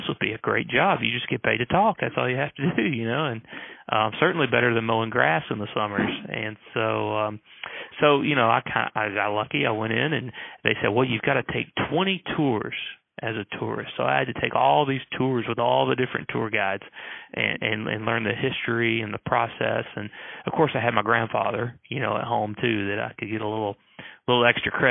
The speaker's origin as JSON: {"language": "English", "town": "Lynchburg", "region": "Tennessee", "country": "United States", "tie": "born or raised there", "said": "I grew up here in Lynchburg"}